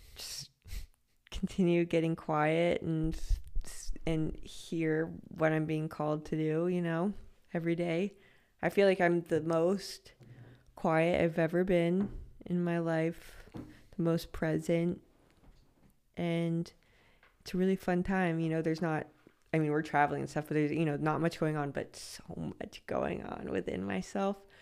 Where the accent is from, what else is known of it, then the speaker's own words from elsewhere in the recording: Los Angeles, California, United States; moved away; I'm from Los Angeles.